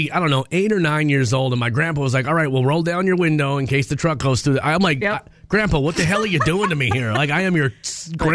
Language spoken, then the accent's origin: English; Minnesota, United States; Born and raised in Minnesota, I don't know why I complain so much about the weather.